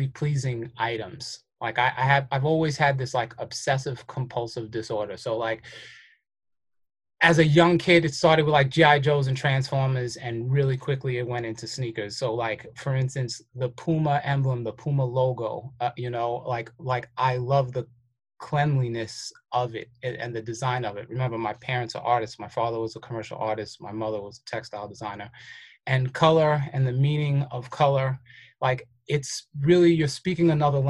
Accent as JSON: {"language": "English", "town": "New York City", "region": "New York", "country": "United States", "tie": "born or raised there", "also_born_or_lived": "Fort Greene, Brooklyn", "said": "I'm actually from Crown Heights, but I was born in Fort Greene"}